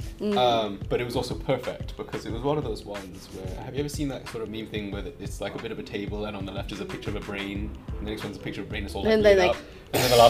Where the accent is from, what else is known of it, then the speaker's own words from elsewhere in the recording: United Kingdom; moved away; also born or lived in Hong Kong; having grown up in Britain, but also as well as having lived in Hong Kong and never lived in the States.